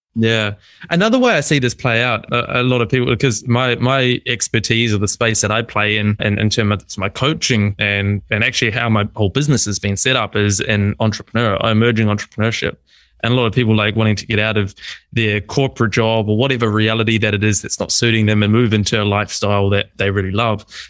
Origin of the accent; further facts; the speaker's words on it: New Zealand; moved away; also born or lived in Melbourne, Australia; So I'm from New Zealand. I was living in Melbourne.